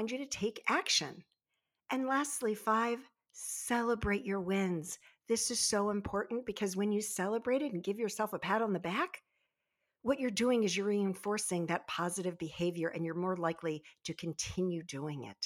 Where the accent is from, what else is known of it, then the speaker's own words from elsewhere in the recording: Baltimore Annapolis area, Maryland, United States; I grew up in the Baltimore Annapolis area